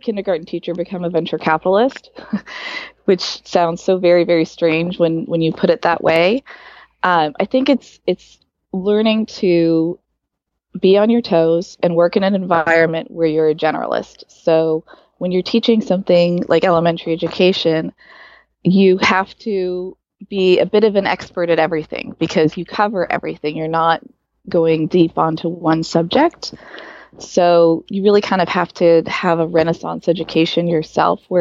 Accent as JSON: {"language": "English", "area": "Silicon Valley", "region": "California", "country": "United States", "tie": "born or raised there", "also_born_or_lived": "Arizona / Del Mar, California", "said": "I grew up in the Silicon Valley"}